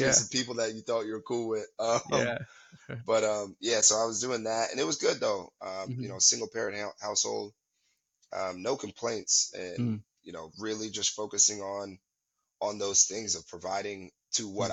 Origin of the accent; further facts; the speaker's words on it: Albany, New York, United States; moved away as an adult; also born or lived in Brooklyn, New York / Brownsville, Brooklyn; now in San Leandro, United States; born in Brooklyn, raised upstate in Albany